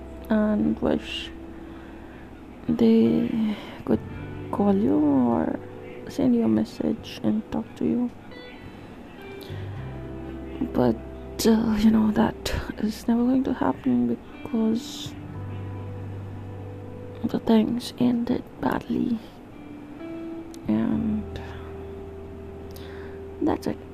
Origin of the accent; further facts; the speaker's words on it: India; first language Hindi; English is a second language; I am an Indian